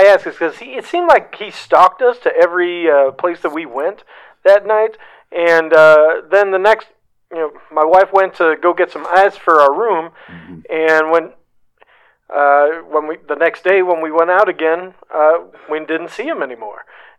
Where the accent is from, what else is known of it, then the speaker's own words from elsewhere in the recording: Tucson, Arizona, United States; Reg. From Tucson.